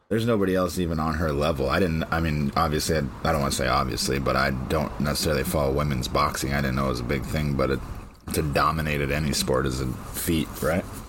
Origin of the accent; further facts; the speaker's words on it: United States; here in America